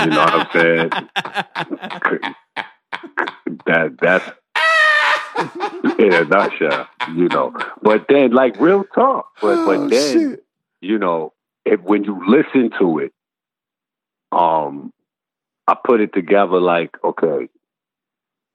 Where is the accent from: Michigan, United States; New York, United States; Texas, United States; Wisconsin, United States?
New York, United States; New York City; I'm from Marcy Project